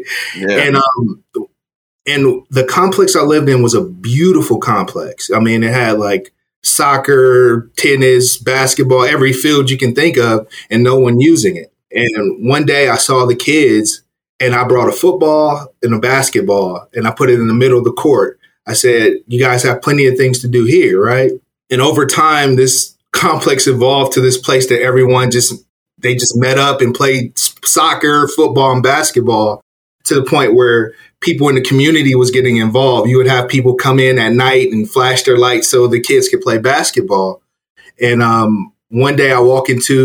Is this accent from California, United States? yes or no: yes; Los Angeles, California, United States; moved away as an adult; now in Las Vegas, United States; I'm originally from Los Angeles, Crenshaw District area of Los Angeles